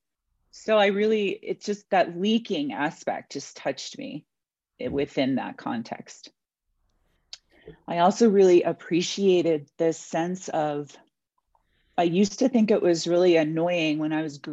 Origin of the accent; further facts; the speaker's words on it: New York, United States; I was born in New York.